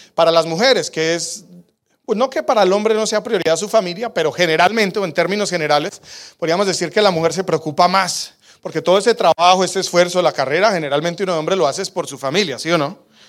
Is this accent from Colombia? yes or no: yes; Colombia; now in Calgary, Canada; yo soy colombiano